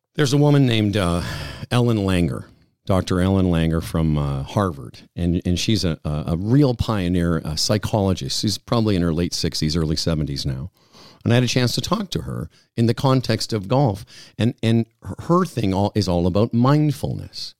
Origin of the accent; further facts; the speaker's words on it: Moose Jaw, Saskatchewan, Canada; moved away; those times in Moose Jaw in the sixties, having to do the Lord's Prayer and being the only Jewish kid I knew.